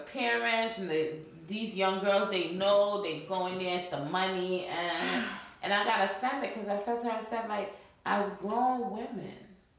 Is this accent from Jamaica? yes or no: yes; Jamaica; I'm Jamaican